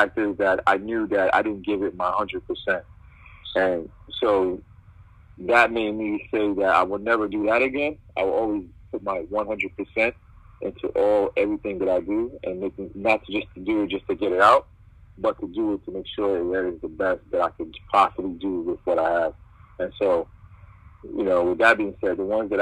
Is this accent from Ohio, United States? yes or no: no; New York City, New York, United States; I'm from born and raised in Brooklyn. My mother is Jamaican